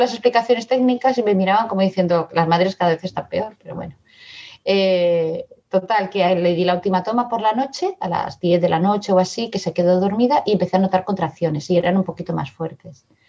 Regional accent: Barcelona, Catalonia, Spain; also born or lived in Madrid; now in Badalona, Spain; Yo soy de Madrid, pero vine a Barcelona muy pequeña, ahora vivo en Badalona

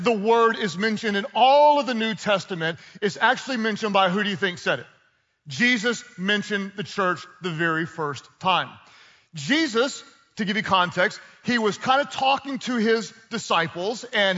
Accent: United States; also born or lived in Texas / Oklahoma; I grew up in Texas and in Oklahoma

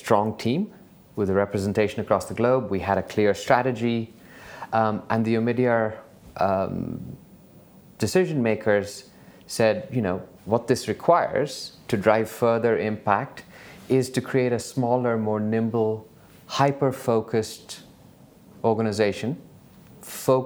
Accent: Bangalore, Karnataka, India; moved away; I grew up in Bangalore

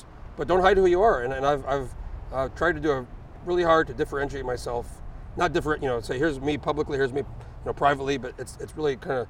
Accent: Alaska, United States; And he goes, where are you from? And I go, I'm from Alaska.

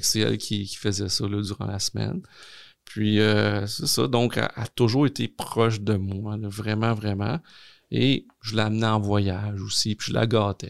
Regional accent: Longueuil, Quebec, Canada; also born or lived in Gaspésie; on habitait très, très jeune en Gaspésie. Mes parents, un, jour, se sont séparés, se sont divorcés. on est revenu dans la région de Montréal parce que ma mère venait de, Montréal, donc plus sur la rive sud de Montréal, à Longueuil précisément. Puis j'ai habité là

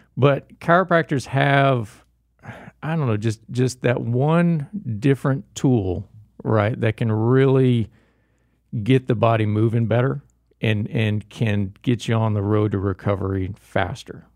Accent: Jacksonville, Florida, United States; moved away; also born or lived in Gainesville, Florida / Daytona, Florida / Tampa, Florida; Born and raised in Florida, uh, born in Jacksonville, Florida

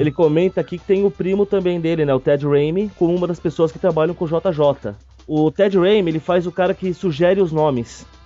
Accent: São Paulo, Brazil; Eu, como bom paulistano que sou

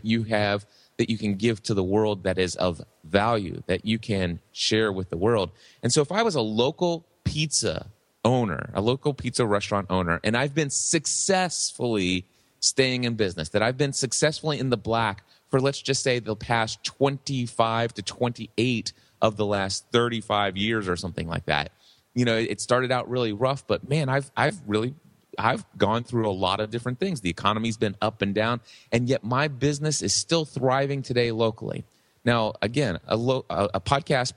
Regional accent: Hebron, Kentucky, United States; I've been doing a pizza shop locally here in my hometown of Hebron, Kentucky for the last 35 years

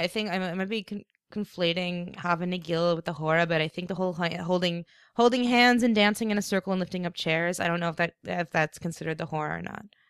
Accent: East Coast, United States; moved away; … and I grew up in the same town

